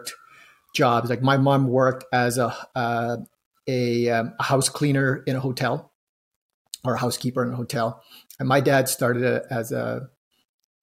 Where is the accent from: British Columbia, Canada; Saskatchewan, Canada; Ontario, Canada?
British Columbia, Canada; Smithers; first language Vietnamese; English is a second language; also born or lived in Vietnam; now in Edmonton, Canada; we ended up settling in northern BC in a little town called Smithers